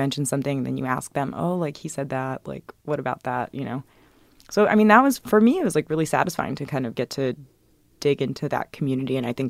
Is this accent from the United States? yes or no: yes; the South, United States; And I grew up in the South and kind of could imagine what that might look like.